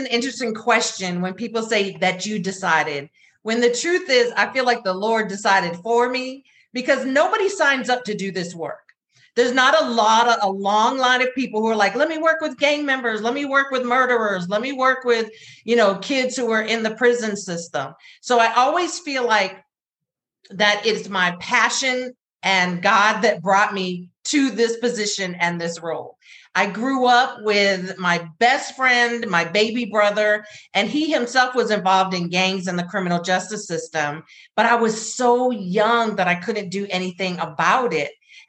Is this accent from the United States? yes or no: yes; North Carolina, United States; I'm from North Carolina. So, you know, you got that little Southern, hey, how you doing? How y'all doing?